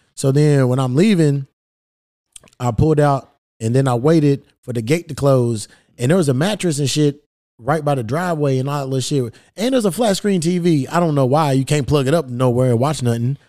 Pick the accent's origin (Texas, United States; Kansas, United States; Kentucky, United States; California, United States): Kentucky, United States; Louisville; Kentucky, my hometown, Louisville